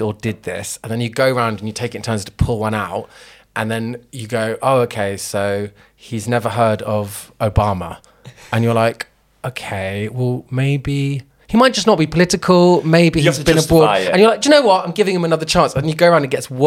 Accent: London, United Kingdom; as a Londoner

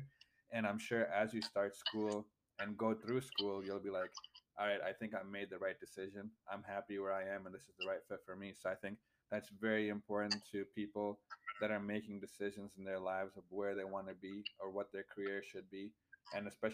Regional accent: Michigan, United States; moved away as an adult; now in Ohio, United States; I'm from the Midwest, from Michigan, and I go to school at Kent State

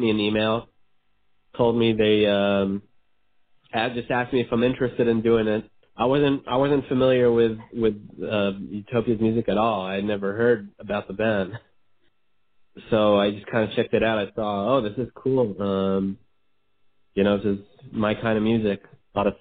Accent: Israel; I was born and raised in Israel

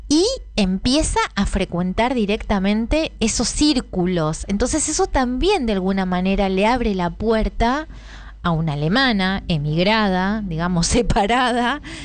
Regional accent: Argentina; el pueblo donde yo soy nacida y criada en Marcos, Marcos Exacto

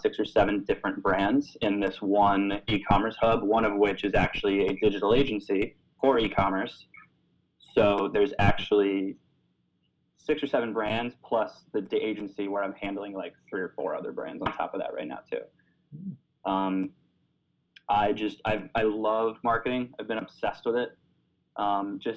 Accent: Florida, United States; moved away as an adult; also born or lived in New York City; I'm originally from Florida

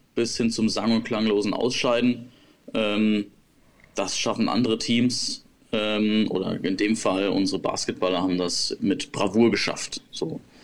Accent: Germany; bei uns in Deutschland

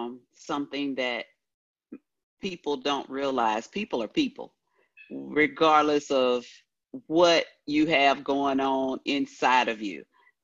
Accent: New Orleans, Louisiana, United States; I'm from New Orleans and we love a party.

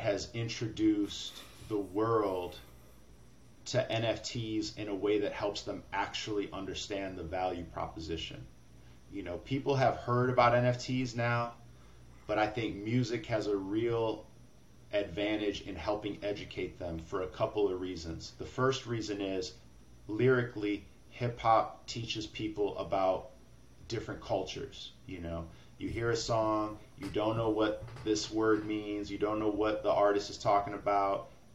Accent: Rockford, Illinois, United States; moved away; also born or lived in Chicago; I'm from the Midwest. You know, I'm from Rockford, Illinois. I spent a decade in Chicago

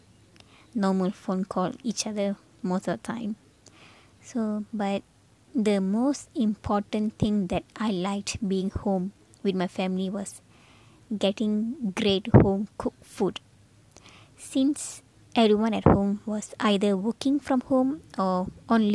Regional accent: Penang, Malaysia; I traveled back to my hometown, Penang

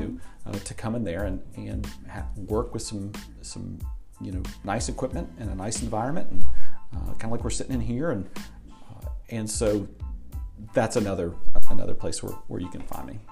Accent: Tampa, Florida, United States; also born or lived in South Carolina / Asheville, North Carolina; now in Johnson City, United States; I grew up in Tampa, Florida.

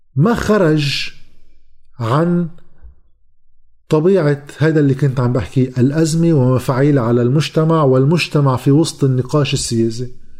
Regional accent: Lebanon; لنا كلبنانيين

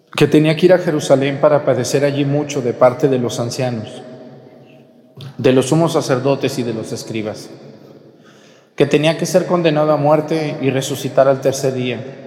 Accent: Mexticacán, Jalisco, Mexico; moved away; a mi pueblo, Mesticacán

